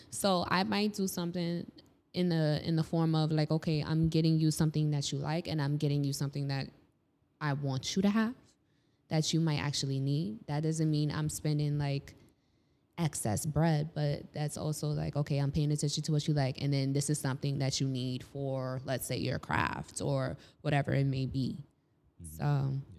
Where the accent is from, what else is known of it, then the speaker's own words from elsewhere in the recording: New York City, New York, United States; I grew up in Harlem.